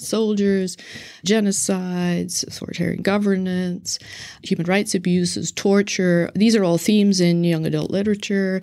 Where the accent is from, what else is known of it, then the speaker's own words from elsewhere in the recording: Northern Ireland, United Kingdom; moved away; I'm originally from Northern Ireland